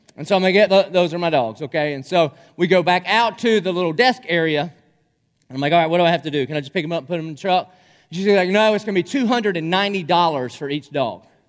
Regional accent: Dillon, United States; now in Jacksonville, United States; I'm from Dillon

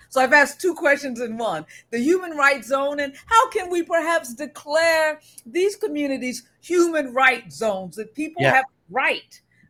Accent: Maryland, United States; I'm from Maryland in that area and taught for years in Baltimore

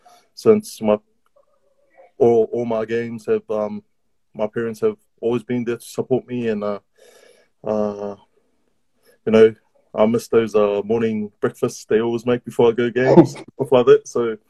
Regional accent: New Zealand; born there; I had a New Zealand passport and stuff like that, and I was born in New Zealand

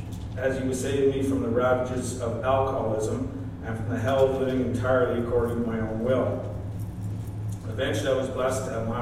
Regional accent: Gore, Southland, New Zealand; I grew up right here in North Gore, had a good childhood, longed for nothing

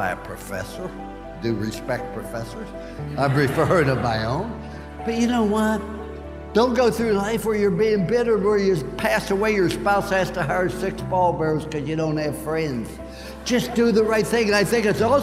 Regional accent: West Virginia, United States; I was born in Fallsby, West Virginia.

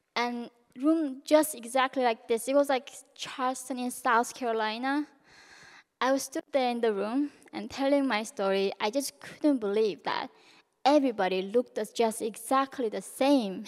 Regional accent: North Korea; now in United States; growing up in North Korea

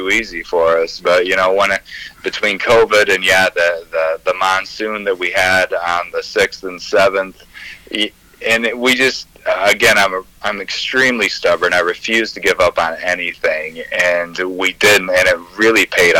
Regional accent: Three Rivers, Michigan, United States; I'm from Three Rivers

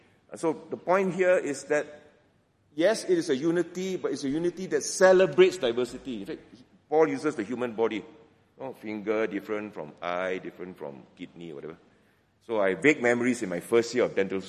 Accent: George Town, Penang, Malaysia; accent: Penang Hokkien; moved away; I go back to Penang, my hometown. You'll notice that some Penang Hokkien escapes once in a while.

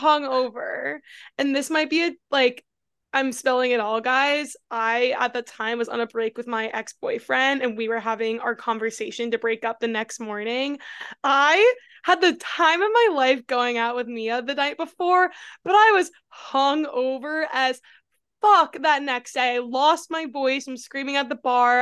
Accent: New York, United States; moved away as an adult; also born or lived in Austin, Texas; I'm originally from New York, but I lived in Austin for six years

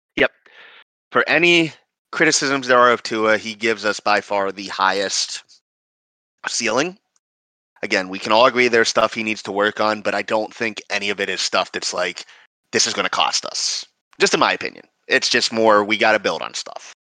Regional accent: McKees Rocks, Pennsylvania, United States; my hometown of uh, in McKees Rocks, Pennsylvania, outside of Pittsburgh

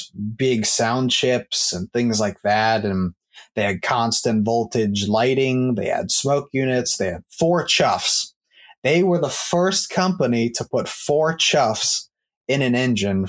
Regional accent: Maryland, United States; I'm from Maryland

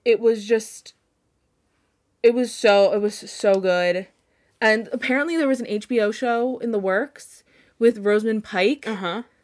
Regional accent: Long Island, New York, United States; I'm from Long Island

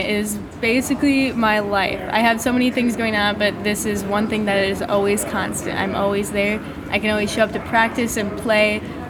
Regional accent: Iowa, United States

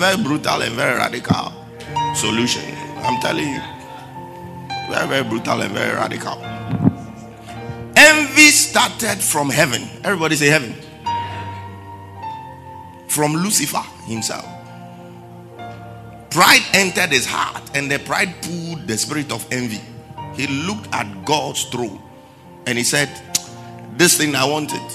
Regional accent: Accra, Greater Accra, Ghana; we live in our hometown, Jamestown, that's my hometown

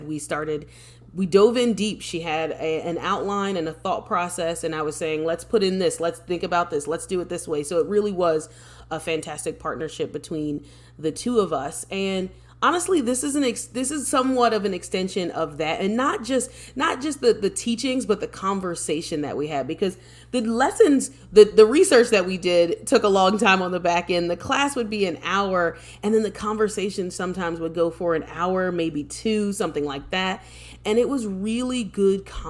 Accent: Philadelphia, Pennsylvania, United States; I'm originally from Philadelphia. I'm living outside of Philadelphia right now. But I'm originally from Philadelphia. I'm a Philadelphia girl

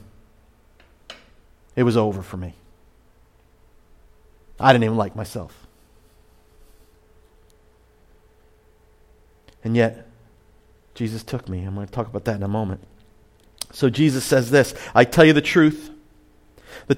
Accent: Point Pleasant, New Jersey, United States; now in Ventnor, United States; I'm from Point Pleasant

